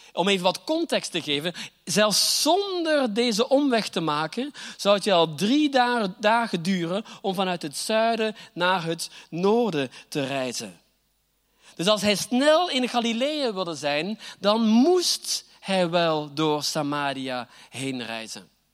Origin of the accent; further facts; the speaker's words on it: Flanders, Belgium; accent: Flemish; moved away as an adult; now in Groningen, Netherlands; mijn Vlaamse accent, ook al woon ik hier al achttien jaar